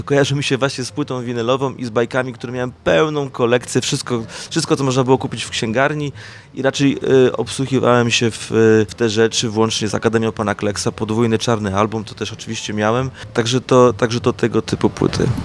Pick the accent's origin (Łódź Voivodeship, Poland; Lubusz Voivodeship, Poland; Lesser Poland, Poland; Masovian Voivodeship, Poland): Lubusz Voivodeship, Poland; Zielona Góra; also born or lived in Bytom Odrzański; ja pochodzę z Zielonej Góry